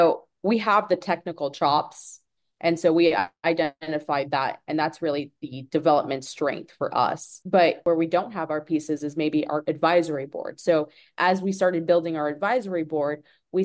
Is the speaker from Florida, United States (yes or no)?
yes; Tampa, Florida, United States; I'm from Tampa Bay originally